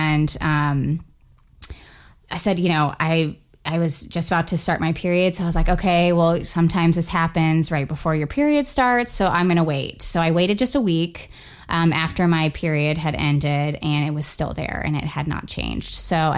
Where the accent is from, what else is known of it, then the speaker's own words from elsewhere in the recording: Florida, United States; moved away as an adult; now in Indiana, United States; I am originally from Florida. My husband and I moved here almost 2 years ago in December.